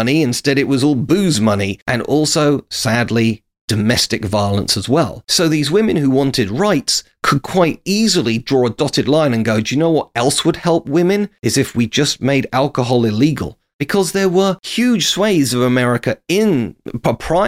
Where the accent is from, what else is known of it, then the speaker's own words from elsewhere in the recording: United Kingdom; as a Brit